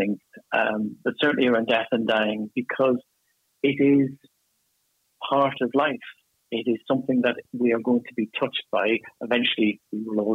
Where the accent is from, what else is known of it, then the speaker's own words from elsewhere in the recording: Ireland; accent: Irish; moved away as an adult; now in United Kingdom; as you can tell from my accent, I'm Irish. I moved to the UK about 15 years ago